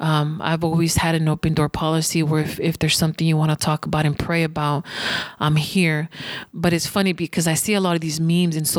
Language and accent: English; United States; I'm an American citizen and I'm a proud American.